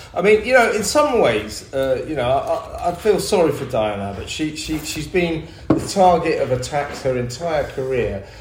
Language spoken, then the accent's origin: English; London, United Kingdom; I'm a Londoner